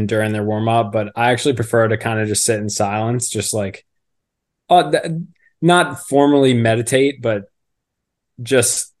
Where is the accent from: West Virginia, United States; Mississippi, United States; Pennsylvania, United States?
Pennsylvania, United States; Philadelphia; moved away as an adult; also born or lived in Villanova; now in Baltimore, United States; I'm from the Philadelphia area